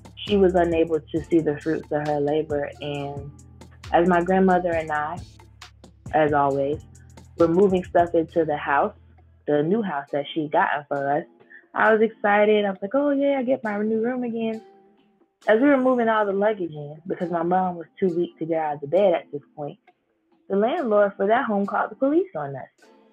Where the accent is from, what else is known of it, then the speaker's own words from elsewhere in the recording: Fort Lauderdale, Florida, United States; I'm born and raised in Fort Lauderdale